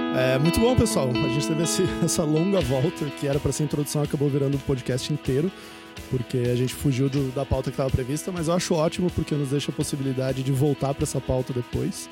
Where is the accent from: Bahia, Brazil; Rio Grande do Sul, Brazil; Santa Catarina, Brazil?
Santa Catarina, Brazil; Florianópolis; moved away as an adult; also born or lived in Porto Alegre / Germany; now in Rio de Janeiro, Brazil; eu sou de Porto Alegre, mas eu cresci em Floripa